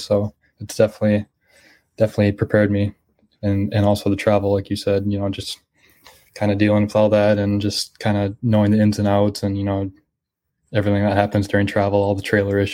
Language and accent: English; Grand Rapids, Minnesota, United States; moved away as an adult; also born or lived in Montevallo, Alabama; I'm from Minnesota, and we kind of came together here at Montevallo